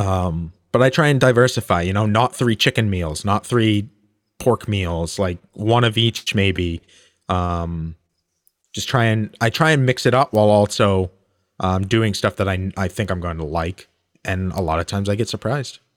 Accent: United States; we're American

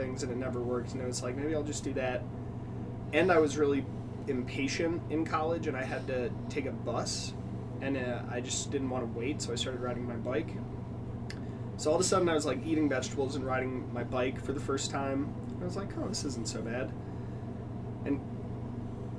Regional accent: Newbury, Ohio, United States; born or raised there; also born or lived in Minnesota / Columbus, Ohio

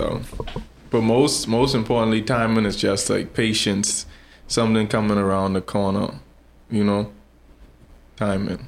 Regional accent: Nassau, New Providence, Bahamas; I grew up in Fox Hill

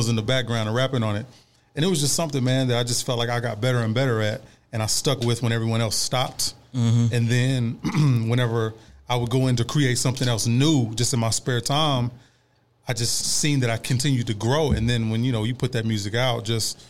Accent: Ennis, Texas, United States; I grew up in Ennis.

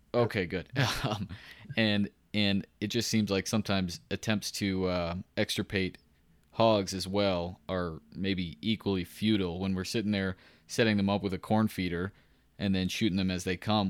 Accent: Central Texas, United States; I grew up in Central Texas

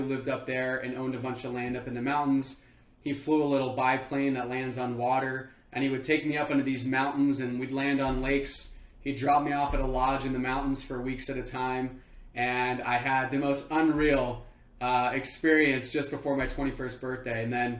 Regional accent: just outside of LA, a little town in California, United States; moved away as an adult; also born or lived in Homer, Alaska; I'm 30 right now. I had no clue what I wanted to do, but I knew one thing, and it was I wanted to get out of my hometown. So I left, I decided to move to Alaska. So I went from California, a little town in California, just outside

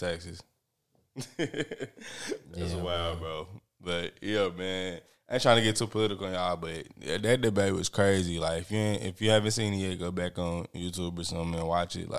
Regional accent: United States; as an American

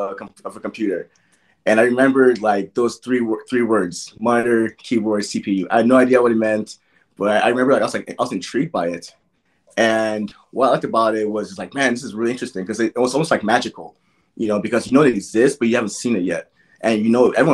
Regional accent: Gary, Indiana, United States; born or raised there; also born or lived in Nigeria

